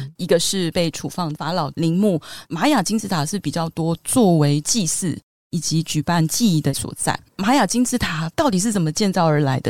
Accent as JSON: {"language": "Chinese", "country": "Taiwan", "said": "我们台湾人也很爱吃多地多子"}